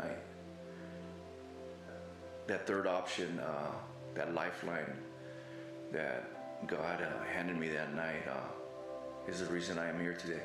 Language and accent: English; Los Angeles, California, United States; moved away; also born or lived in Oregon / Texas; I grew up in the San Fernando Valley in Los Angeles, California